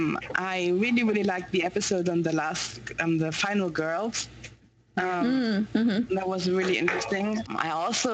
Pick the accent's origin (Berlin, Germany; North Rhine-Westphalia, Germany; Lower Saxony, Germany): Berlin, Germany; I grew up in Berlin